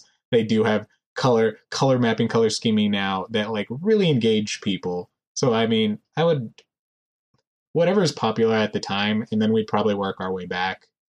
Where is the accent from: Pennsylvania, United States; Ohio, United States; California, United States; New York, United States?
California, United States; to my very California ears